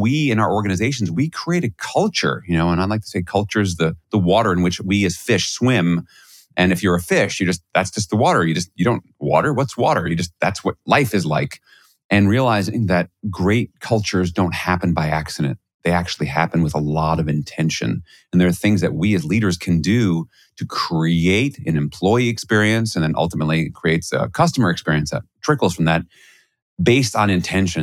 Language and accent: English; New York City, New York, United States; I grew up in Flushing, Queens.